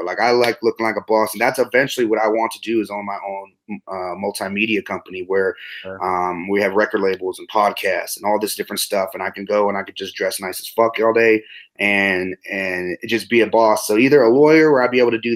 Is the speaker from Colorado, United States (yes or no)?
yes; Greeley, Colorado, United States; moved away as an adult; now in Denver, United States; born and raised in Greeley.